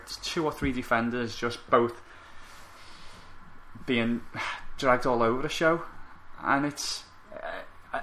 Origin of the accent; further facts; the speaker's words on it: England, United Kingdom; Growing up in England